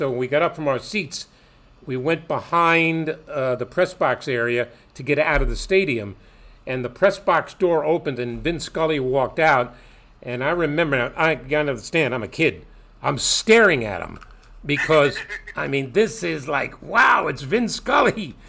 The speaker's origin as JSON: {"language": "English", "town": "New York City", "region": "New York", "country": "United States", "tie": "born or raised there", "said": "I grew up in Brooklyn, and okay. I'm old enough to remember the Brooklyn Dodgers."}